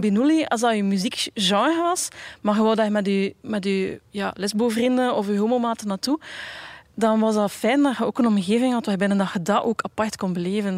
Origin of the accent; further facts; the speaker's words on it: Bruges, Flanders, Belgium; ik ben opgegroeid in Brugge